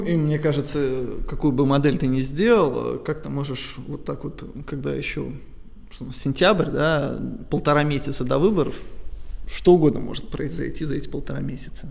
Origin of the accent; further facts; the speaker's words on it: Saint Petersburg, Russia; я из Петербурга